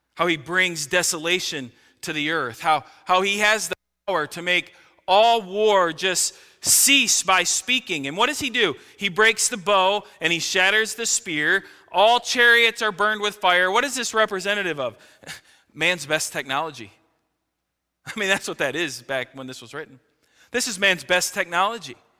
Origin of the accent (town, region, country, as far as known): United States